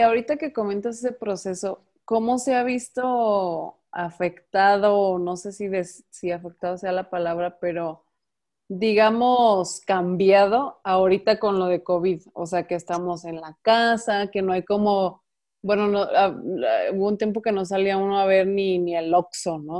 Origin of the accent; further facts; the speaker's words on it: Guadalajara, Jalisco, Mexico; also born or lived in Ocotlán; yo soy de aquí de Guadalajara